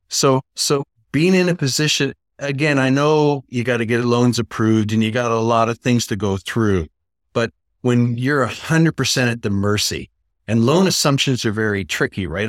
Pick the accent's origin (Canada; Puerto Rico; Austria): Canada; Niagara Falls, Ontario; moved away; also born or lived in New York / Los Angeles; I'm originally from Niagara Falls, Canada